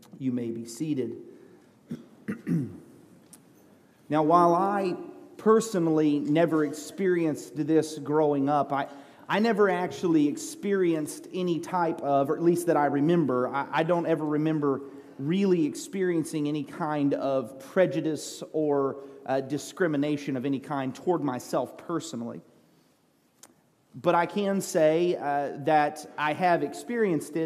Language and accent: English; United States; I was a pastor from America